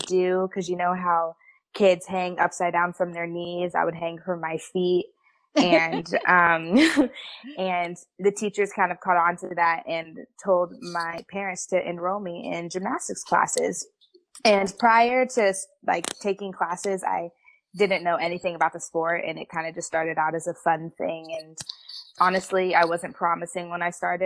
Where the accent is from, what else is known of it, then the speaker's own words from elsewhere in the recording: Central California, United States; moved away as an adult; I am from Central California, so if anybody knows where Fresno or Bakersfield is